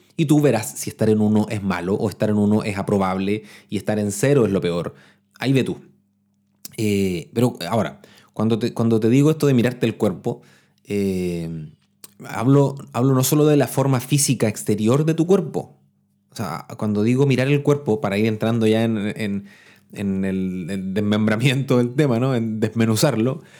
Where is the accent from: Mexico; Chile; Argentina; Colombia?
Chile; yo les hablo de Chile porque soy chileno